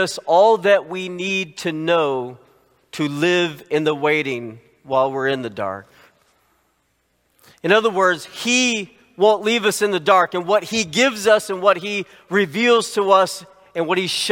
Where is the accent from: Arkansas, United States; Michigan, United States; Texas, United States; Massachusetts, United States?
Arkansas, United States; Little Rock; When I was a kid, I grew up in Little Rock, Arkansas.